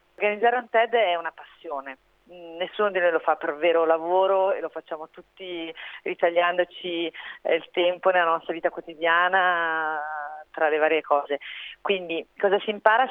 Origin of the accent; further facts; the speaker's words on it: Milan, Lombardy, Italy; sono di Milano